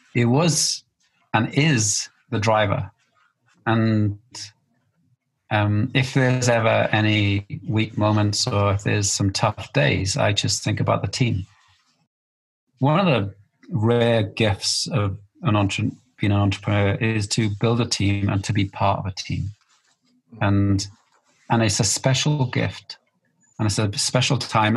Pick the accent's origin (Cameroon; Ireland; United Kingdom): United Kingdom; Wales